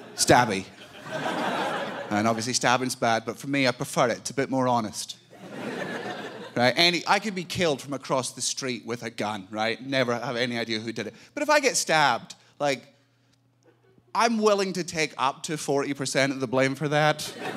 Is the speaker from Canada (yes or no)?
no; Scotland, United Kingdom; I'm from Scotland.